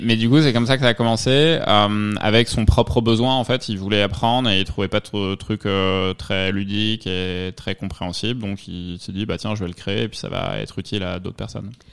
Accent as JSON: {"language": "French", "region": "Provence-Alpes-Côte d'Azur", "country": "France", "tie": "born or raised there", "also_born_or_lived": "Normandy / Lyon / Paris", "moved": "as an adult", "lives_now": "New York, United States", "said": "Je suis né en Normandie, j'ai vécu en Provence et, puis après mes études à Lyon"}